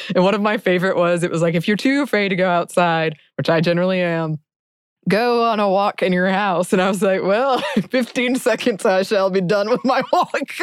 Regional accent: United States; my experience as an American

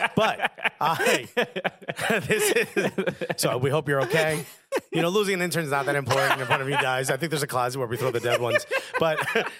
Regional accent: Newark, New Jersey, United States; I grew up in Newark.

